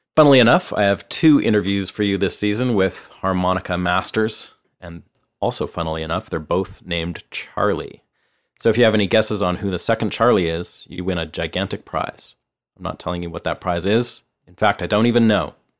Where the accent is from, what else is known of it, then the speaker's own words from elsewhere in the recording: Canada; moved away as an adult; now in Nashville, United States; I'm a Canadian guitarist, songwriter, producer, and engineer, and I've been living and working here in Nashville for the last four years